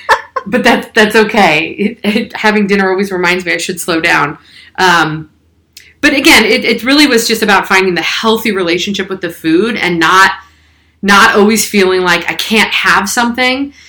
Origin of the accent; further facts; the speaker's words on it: San Francisco Bay Area, California, United States; I'm a Bay Area native. So born and raised in the San Francisco Bay Area